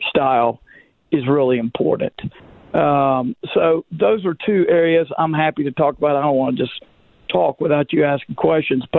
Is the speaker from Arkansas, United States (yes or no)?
yes; Magnolia, Arkansas, United States; growing up in Magnolia or Camden, Magnolia for me, Camden like my wife